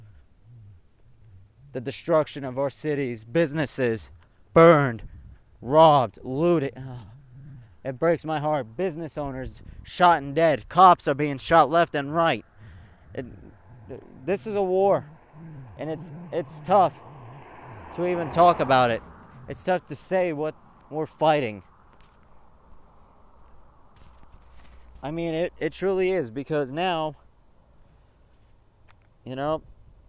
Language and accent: English; United States; I am an American